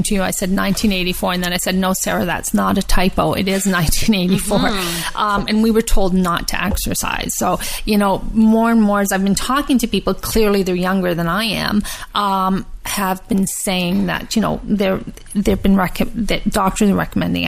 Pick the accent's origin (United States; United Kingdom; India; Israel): United Kingdom; Scotland; I'm from Scotland. So we have hardly any sun at all